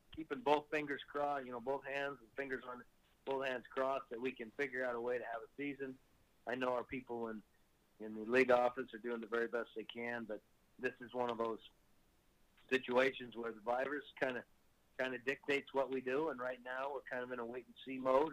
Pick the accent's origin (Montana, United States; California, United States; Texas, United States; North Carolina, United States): Montana, United States; Great Falls; now in Saskatchewan, Canada; I grew up in Great Falls and I play now in Saskatchewan.